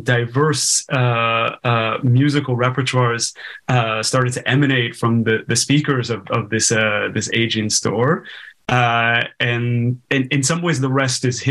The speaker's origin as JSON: {"language": "English", "town": "Los Angeles", "region": "California", "country": "United States", "tie": "born or raised there", "said": "I grew up in Los Angeles"}